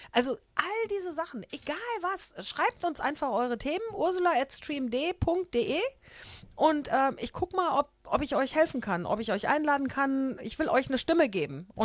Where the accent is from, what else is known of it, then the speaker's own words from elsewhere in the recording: Düsseldorf, North Rhine-Westphalia, Germany; also ich habe zwar gesagt, ich bin aus Unterbeck, aber das ist mir ja total egal. Also, mir geht es ja um ganz Düsseldorf.